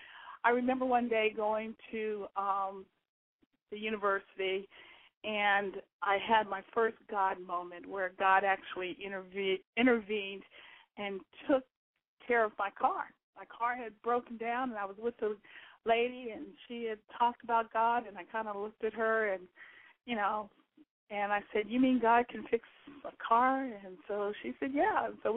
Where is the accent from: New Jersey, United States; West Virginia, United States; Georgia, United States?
Georgia, United States; I am a military brat, born and raised in Georgia, moved around.